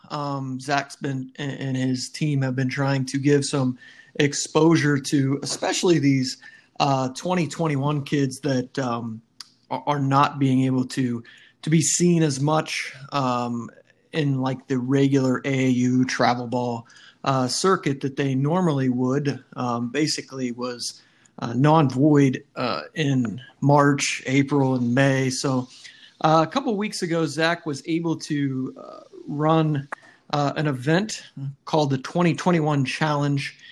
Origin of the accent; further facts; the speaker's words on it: St. Clairsville, Ohio, United States; I was from St. Clairsville